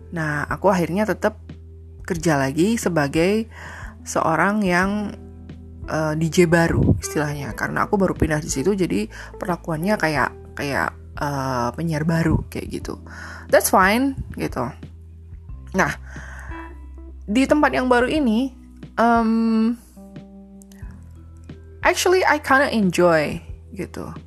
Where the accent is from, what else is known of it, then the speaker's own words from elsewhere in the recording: Surakarta, Central Java, Indonesia; born there; aku harus pulang ke kota kelahiranku karena aku dapat kabar kalau uh, pada saat itu ayahku stroke gitu kan nah um, aku minta buat aku pindah ke radio aja gitu kebetulan radioku tempat aku kerja itu punya grup gitu kan ada grupnya jadi aku minta dipindah ke grup yang ada di Solo